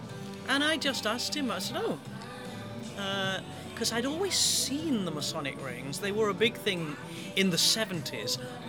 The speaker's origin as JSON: {"language": "English", "country": "United States", "said": "I'm an American Freemason, despite my my accent."}